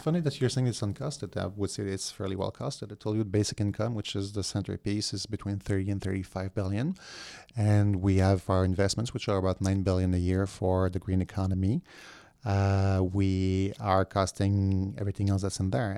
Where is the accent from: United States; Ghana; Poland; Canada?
Canada; Quebec; I was from Quebec